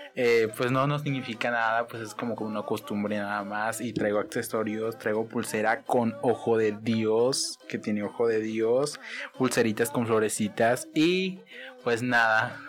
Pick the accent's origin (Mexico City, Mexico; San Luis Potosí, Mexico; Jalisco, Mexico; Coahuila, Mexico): Jalisco, Mexico; Mezquitic; moved away as an adult; now in Guadalajara, Mexico; somos de la comunidad Nueva Colonia, municipio de Mezquitic, Jalisco